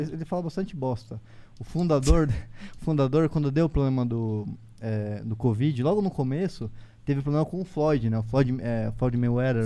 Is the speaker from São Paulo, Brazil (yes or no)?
no; Foz do Iguaçu, Paraná, Brazil; moved away; nasci em Foz do Iguaçu